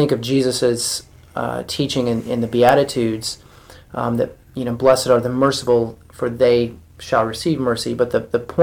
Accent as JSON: {"language": "English", "region": "the South", "country": "United States", "tie": "born or raised there", "said": "I grew up in the South"}